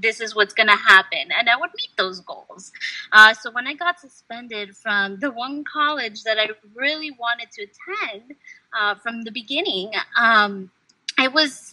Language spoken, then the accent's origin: English; United States; also born or lived in Peru / Uruguay; growing up in the United States, I would speak Spanish in my household, but I was speaking English in school